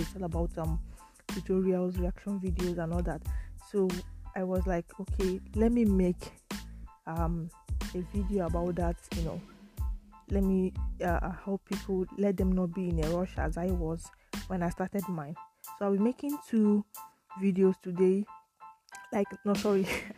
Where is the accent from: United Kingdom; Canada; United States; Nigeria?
Nigeria; now in Italy; I live in Italy but I'm from Nigeria